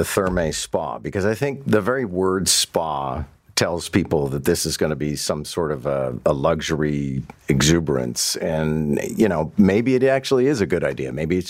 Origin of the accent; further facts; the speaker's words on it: Montreal, Quebec, Canada; moved away; I mean, I grew up in Montreal, but I'd come and visit my grandmother